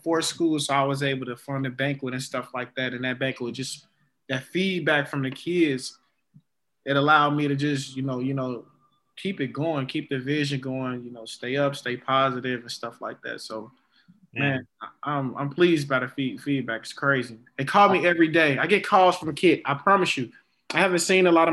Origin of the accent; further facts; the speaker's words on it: Chicago, Illinois, United States; growing up in Chicago